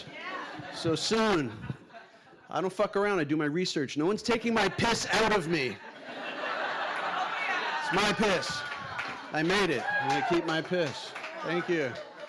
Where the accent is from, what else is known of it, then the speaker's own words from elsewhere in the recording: New York, United States; now in London, United Kingdom; I'm from New York. I live in London now